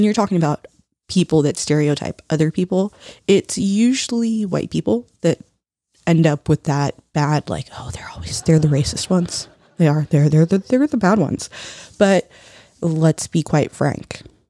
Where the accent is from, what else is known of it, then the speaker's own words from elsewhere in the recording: United States; growing up in America as a first generation Latin American